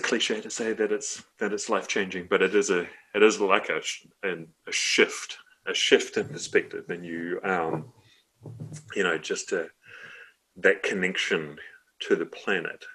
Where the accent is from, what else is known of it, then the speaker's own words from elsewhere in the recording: Wellington, New Zealand; if you're growing up in Johnsonville in the 80s and 90s